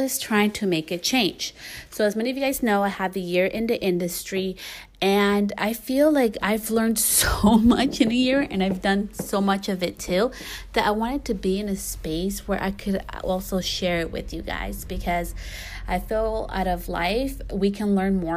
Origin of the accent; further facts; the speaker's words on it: California, United States; also born or lived in New York / Guatemala; I was born in New York, you know, and I grew up most of my life in California